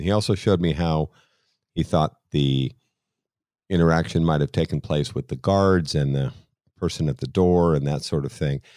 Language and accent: English; Boston, Massachusetts, United States; being Irish and being from Boston